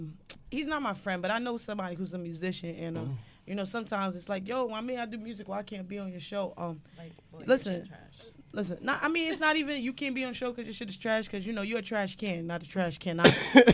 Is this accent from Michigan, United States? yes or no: no; New York City, New York, United States; I am from Brooklyn.